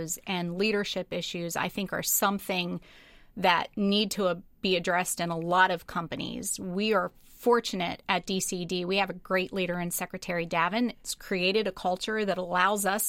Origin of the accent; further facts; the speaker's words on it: Linglestown, Pennsylvania, United States; That's my hometown